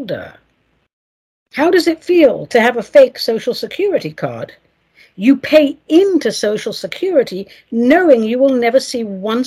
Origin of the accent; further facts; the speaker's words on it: England, United Kingdom; now in United States; if I was to be sent back to England now, after 34 years here, I'd be a total fish out of water